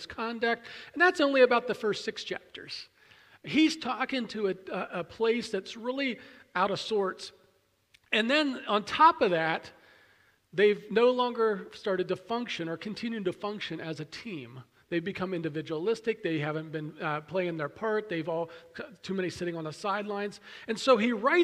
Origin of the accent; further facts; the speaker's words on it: Pennsylvania, United States; moved away; I grew up near Williamsport, about an hour and a half or so from the Little League Mecca of the world